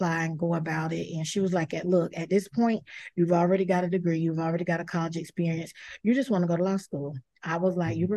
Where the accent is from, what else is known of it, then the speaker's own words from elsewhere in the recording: South Carolina, United States; now in Florida, United States; I'm originally from South Carolina